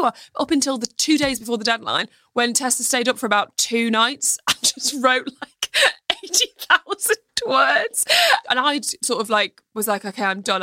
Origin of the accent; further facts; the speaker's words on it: England, United Kingdom; growing up in the England